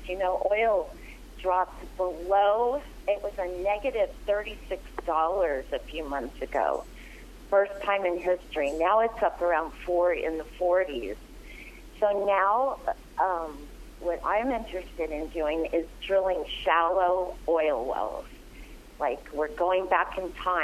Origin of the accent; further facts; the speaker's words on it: Arizona, United States; I'm from Arizona, and things are not as strict there